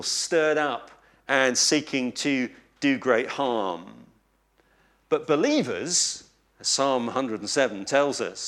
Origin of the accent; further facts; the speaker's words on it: East Anglia, East of England, United Kingdom; I come from East Anglia, and we have a saying in Lowestoft on the coast